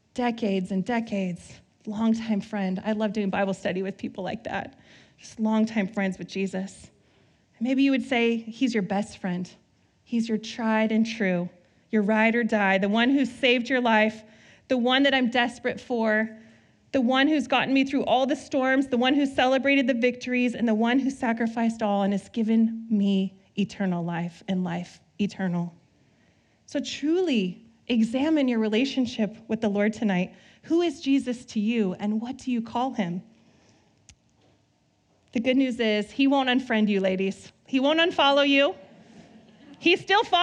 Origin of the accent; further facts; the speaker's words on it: Southern California, United States; now in Northern California, United States; I grew up in SoCal